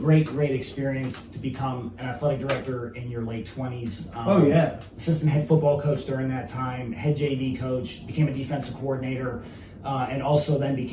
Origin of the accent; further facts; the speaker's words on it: Mercer County, Pennsylvania, United States; my hometown of Mercer County.